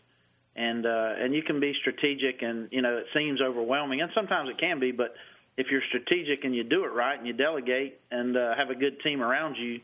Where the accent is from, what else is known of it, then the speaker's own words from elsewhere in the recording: Augusta, Georgia, United States; They knew I was from Augusta